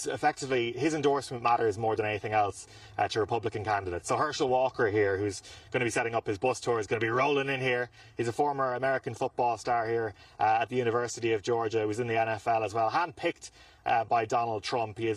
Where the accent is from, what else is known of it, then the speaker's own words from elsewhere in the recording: Ireland; I'm Irish